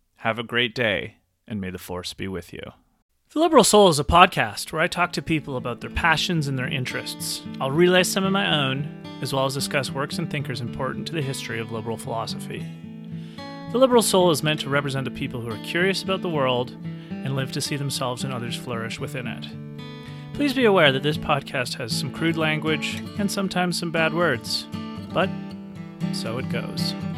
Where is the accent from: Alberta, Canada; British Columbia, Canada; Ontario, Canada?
British Columbia, Canada; Nelson; moved away as an adult; I have recently moved back to my hometown of Nelson, B C